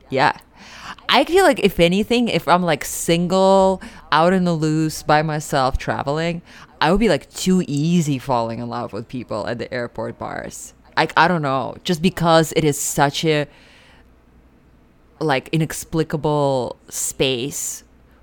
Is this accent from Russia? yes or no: yes; Siberia, Russia; moved away; also born or lived in New York; I grew up in Siberia